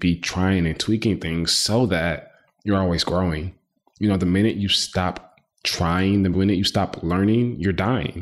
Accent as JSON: {"language": "English", "town": "Houston", "region": "Texas", "country": "United States", "tie": "born or raised there", "also_born_or_lived": "Boston, Massachusetts", "said": "I like to claim Houston, Texas, because I've been in Houston all of my life, but I was born in Boston, Massachusetts"}